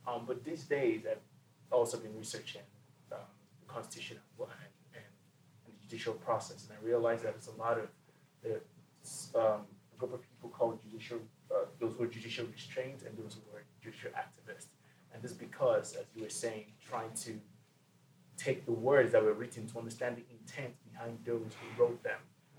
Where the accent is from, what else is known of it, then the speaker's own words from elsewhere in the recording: Nigeria; now in United States; First of all, I just want to say I was born in Nigeria, and I've always been an Americanophile for the longest time.